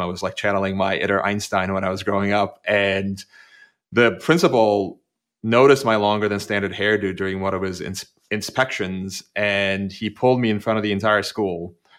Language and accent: English; Turkey; English is a second language; moved away; I grew up, I grew up in Turkey, which was a very, very conformist society